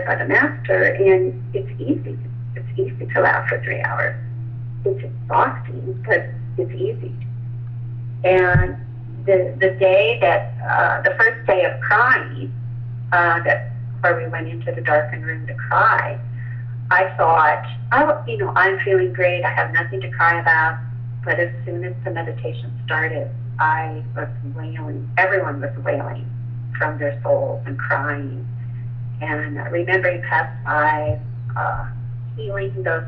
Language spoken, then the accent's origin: English; Midwest, United States; I grew up in the Midwest in a Baptist country